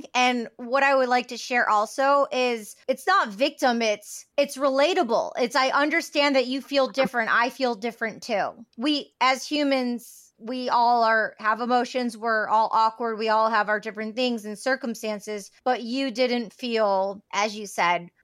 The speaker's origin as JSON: {"language": "English", "area": "outside of Detroit", "region": "Michigan", "country": "United States", "tie": "born or raised there", "said": "I grew up outside of Detroit"}